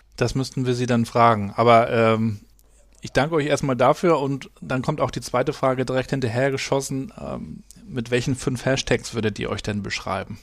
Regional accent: Rostock, Mecklenburg-Vorpommern, Germany; Ich bin ja in, in Rostock aufgewachsen

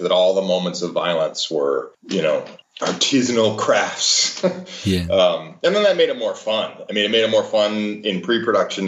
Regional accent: Cleveland, Ohio, United States; born or raised there

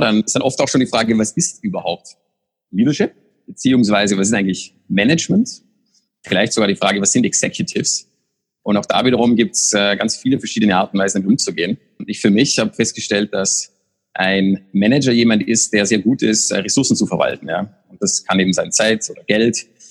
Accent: Austria; moved away; für mich als Österreicher

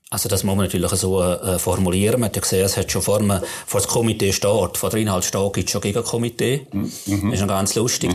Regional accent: St. Gallen, Switzerland; wenn wir im St. Galler wo ich herkomme

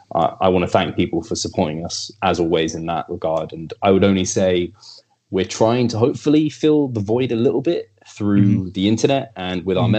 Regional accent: England, United Kingdom; I'm English.

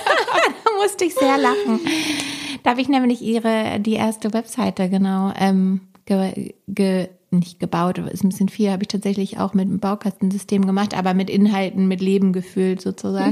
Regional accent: Hamburg, Germany; wir sind ja auch Norddeutsch direkt, wir sind beide Hamburger Mädels

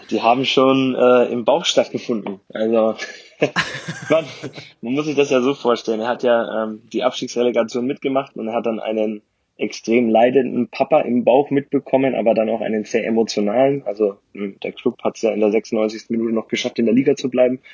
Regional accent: Ansbach, Bavaria, Germany; Da komme ich her, genau. Gebürtiger Frange

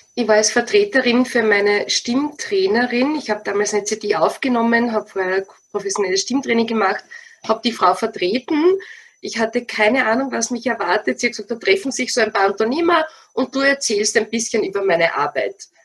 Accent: Wiener Neustadt, Lower Austria, Austria; moved away as an adult; now in Stubai Valley, Austria; Ich stamme aus Wiener Neustadt, also ganz aus deiner Nähe, ja? aus dem schönen Niederösterreich, Grenze Burgenland

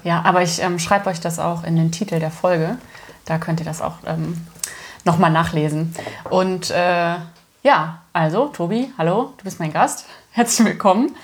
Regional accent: Germany; also born or lived in Hamburg; now in Cologne, Germany; ich habe auch, als ich in Hamburg gelebt habe, gesagt, dass ich aus Köln komme und ich komme aus der Eifel

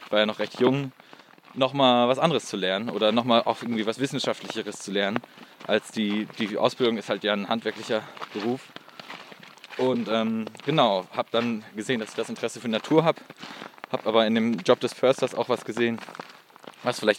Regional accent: Geldern, North Rhine-Westphalia, Germany; Ich bin gebürtig aus Geldern

